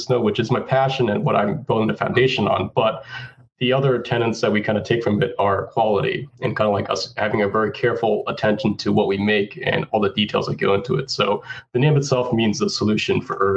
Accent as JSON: {"language": "English", "region": "Hawaii", "country": "United States", "tie": "born or raised there", "also_born_or_lived": "Boston / California", "moved": "as an adult", "said": "I'm from Hawaii"}